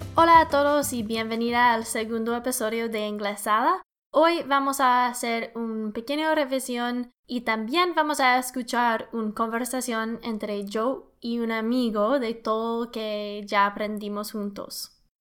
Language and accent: Spanish; Canada; Spanish is a second language; I'm an engineer from Canada.